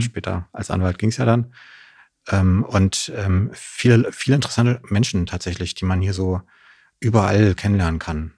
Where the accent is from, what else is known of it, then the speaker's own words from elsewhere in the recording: Neuruppin, Brandenburg, Germany; moved away as an adult; also born or lived in Greifswald / Königs Wusterhausen; now in Berlin, Germany; Später dann äh, auf so ein Dorf in der Nähe von Neuruppin. Mhm. von da aus bin ich dann auch in Neuruppin am Ende zur Schule, habe dann mein Abitur gemacht